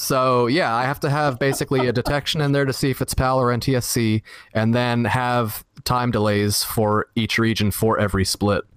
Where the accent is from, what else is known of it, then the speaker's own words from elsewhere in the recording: Florida, United States; also born or lived in Dallas; grew up here in Florida